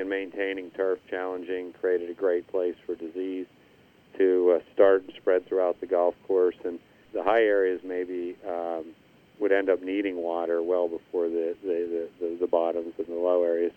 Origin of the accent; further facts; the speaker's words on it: Indiana, Pennsylvania, United States; Indiana Country Club which was my hometown, Indiana, PA